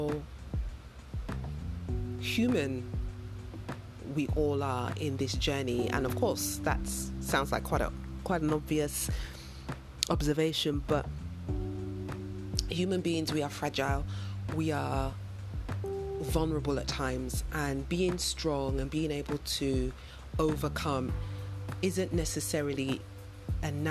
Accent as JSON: {"language": "English", "country": "United Kingdom", "tie": "born or raised there", "also_born_or_lived": "London", "moved": "as an adult", "lives_now": "West Africa", "said": "I am of Nigerian heritage, so my parents are Nigerian, although I was born in the UK and I've lived all of my life in the UK"}